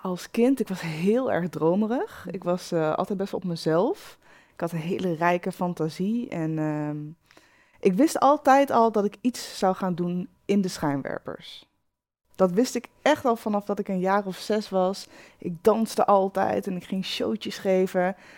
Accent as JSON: {"language": "Dutch", "area": "Achterhoek", "region": "Gelderland", "country": "Netherlands", "said": "Ik kom uit de Achterhoek"}